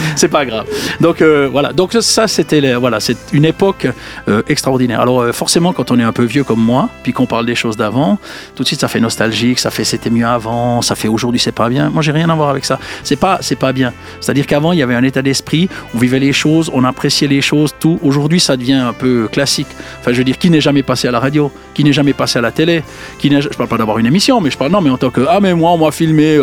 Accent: Jura, Switzerland; je viens du Jura

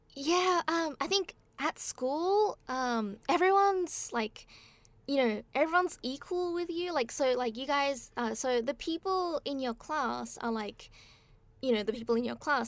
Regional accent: Australia; moved away as an adult; now in Japan; I grew up in Australia, and then, um, I came to Japan when I was eighteen

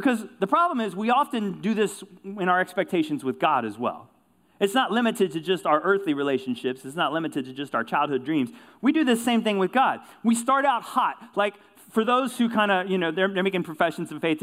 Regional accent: Kentucky, United States; I grew up in Kentucky, rural community, life centered around high school basketball.

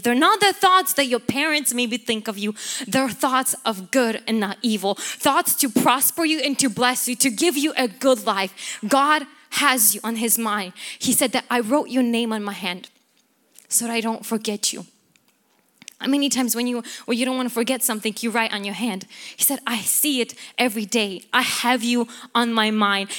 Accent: Ukraine; moved away; I come from Ukraine

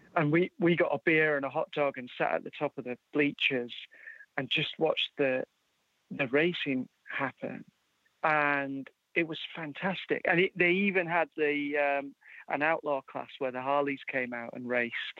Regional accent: Yorkshire and the Humber, United Kingdom; also born or lived in Edinburgh, Scotland; I was born in Edinburgh in Scotland, but grew up in uh, in Yorkshire in England

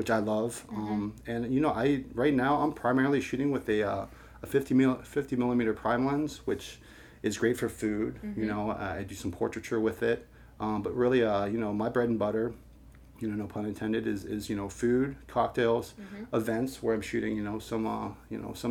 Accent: Pittsburgh, Pennsylvania, United States; now in St. Louis, United States; I grew up in Pittsburgh, Pennsylvania

